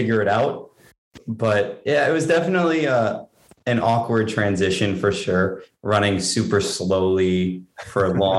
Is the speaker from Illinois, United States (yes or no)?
no; New York, United States; also born or lived in Durango; where I grew up in New York, and that's where I live now.